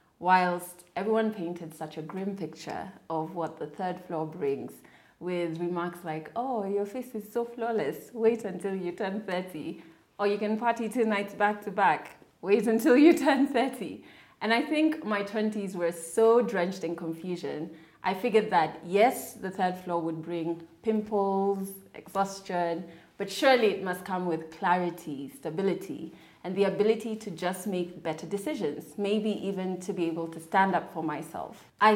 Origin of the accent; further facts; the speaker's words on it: Kenya; I am a Kenyan woman who has been on radio for the past 9 years.